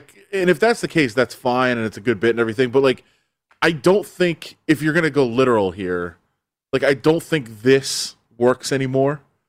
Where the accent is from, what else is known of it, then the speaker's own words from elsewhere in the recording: Michigan, United States; I'm from Michigan.